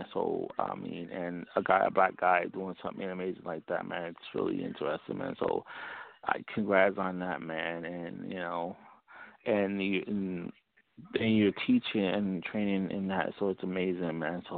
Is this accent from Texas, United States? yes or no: no; Newark, New Jersey, United States; My hometown.